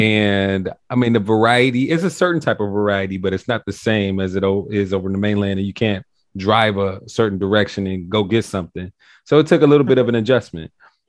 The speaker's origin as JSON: {"language": "English", "town": "Cincinnati", "region": "Ohio", "country": "United States", "moved": "yes", "lives_now": "Kauai, United States", "said": "I'm from Cincinnati, Ohio, but I moved to Kauai."}